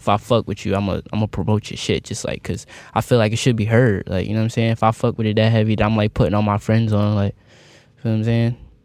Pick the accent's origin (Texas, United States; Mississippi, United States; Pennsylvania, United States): Pennsylvania, United States; Philadelphia; I'm just from Philly